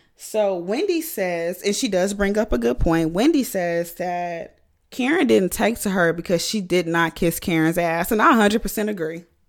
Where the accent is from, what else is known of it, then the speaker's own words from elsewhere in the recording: United States; I'm American